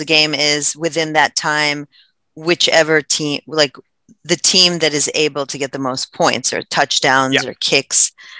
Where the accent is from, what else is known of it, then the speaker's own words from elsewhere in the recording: New York, United States; I'm from New York